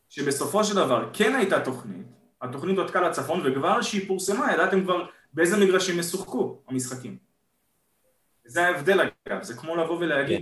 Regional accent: Israel

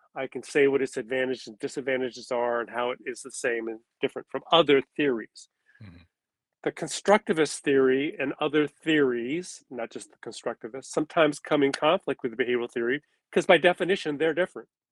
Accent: California, United States; as a Japanese American, I am a third generation, which means I was born in California, as were my parents

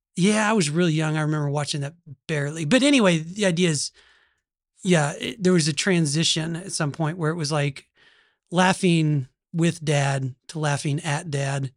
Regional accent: Oklahoma, United States; accent: Oklahoma; this is an Oklahoma accent

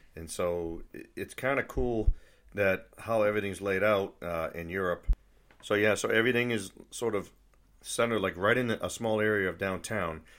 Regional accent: New England, United States; moved away as an adult; also born or lived in Italy; now in Germany; I'm from New England

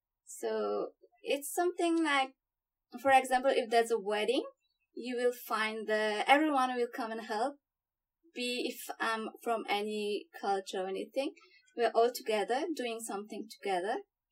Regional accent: Mauritius; moved away as an adult; now in Australia; I come from Mauritius, a small island in the Indian Ocean. So today I'm exactly 2 years that I came to Australia.

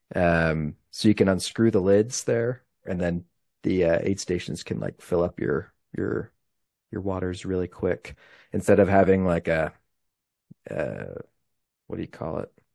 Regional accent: Utah, United States; I'm from Utah

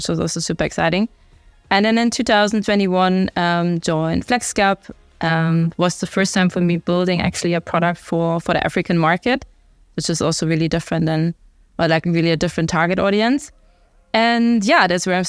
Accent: Germany; accent: German; English is a second language; moved away; I'm from Germany. I guess the accent gives it away.

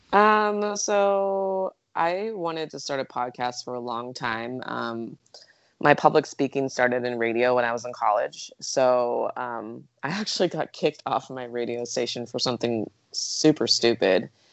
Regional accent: Eugene, Oregon, United States; moved away as an adult; now in Arizona, United States; I grew up in Eugene, Oregon.

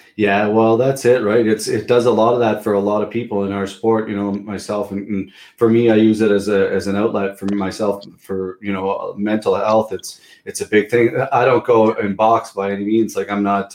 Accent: Pictou, Nova Scotia, Canada; I'm from Pictou, but Truro was pretty close.

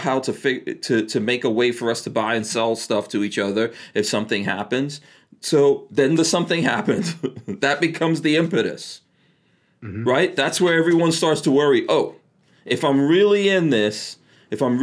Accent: New York, United States; moved away as an adult; also born or lived in New Jersey; I grew up in New York, and I left New York because it was so terrible. Moved to New Jersey

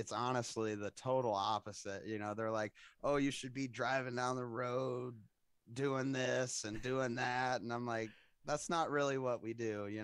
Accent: Xenia, Ohio, United States; moved away; I'm actually from a little town in Ohio called Xenia

